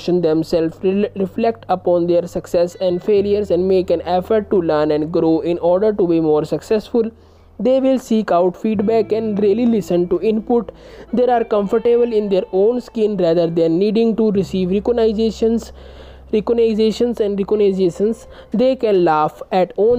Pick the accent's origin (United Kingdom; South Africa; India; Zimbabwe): India; I am from India.